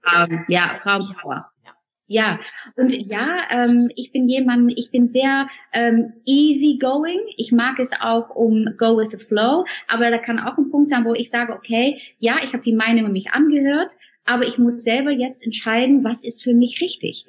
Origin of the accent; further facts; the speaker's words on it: Netherlands; German is a second language; moved away; weil wir Holländer, wir machen das so gerne so morgens so, so Kaffee trinken. Kopje Koffee, sagen wir dann